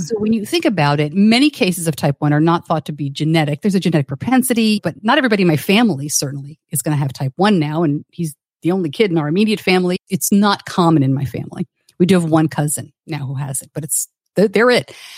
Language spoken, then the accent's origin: English; New York, United States; I grew up just outside of New York City